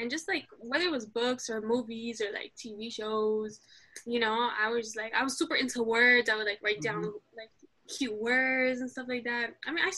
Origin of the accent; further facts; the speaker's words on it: Queens, New York, United States; also born or lived in Morocco; I'm from Morocco and New York. So basically, I was born in the States, but immediately shipped off to Morocco as a newborn. And then I was raised there until I was, like, 6. And then I came back to Queens